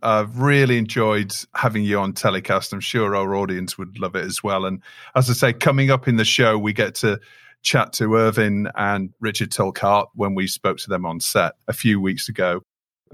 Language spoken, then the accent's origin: English; Yorkshire and the Humber, United Kingdom; As a Yorkshireman